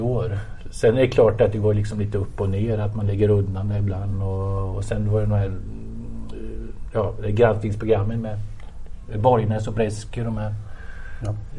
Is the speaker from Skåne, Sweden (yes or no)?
no; Motala, Östergötland, Sweden; jag är uppväxt i Motala